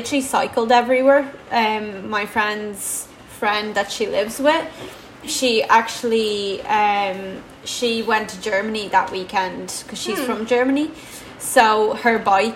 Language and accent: English; Dublin, Leinster, Ireland; also born or lived in Latvia; I'm from Dublin.